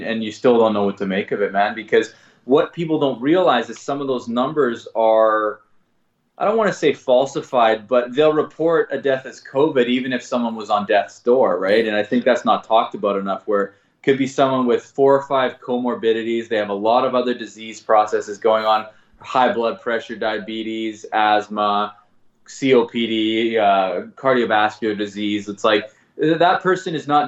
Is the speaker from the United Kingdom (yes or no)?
no; Langley, British Columbia, Canada; now in Vancouver, Canada; I grew up in Langley, which is about 40 minutes outside of the city here.